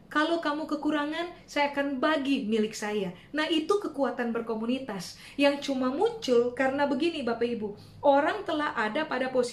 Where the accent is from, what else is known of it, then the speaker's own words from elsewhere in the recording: Ambon, Maluku, Indonesia; Di kalangan orang Maluku, saya orang Ambon Pak Ibu, di kalangan orang Maluku uh, ada statement begini, ale rasa, beta rasa, yang Anda rasa, saya juga rasa.